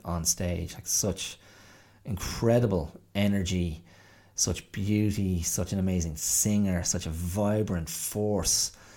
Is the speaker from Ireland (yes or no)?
yes; Rathdrum, Leinster, Ireland; I grew up in County Wicklow and I grew up in you know, the area of Rathdrum and Avoca and Ballinaclash